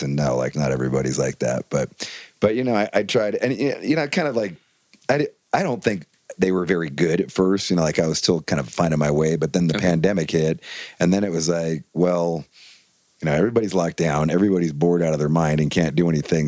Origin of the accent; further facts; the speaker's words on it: Bay Area, California, United States; growing up in the Bay Area